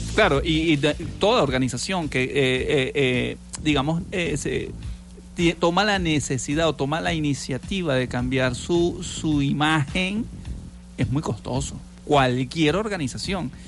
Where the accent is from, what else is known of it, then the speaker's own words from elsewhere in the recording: Venezuela; como somos venezolanos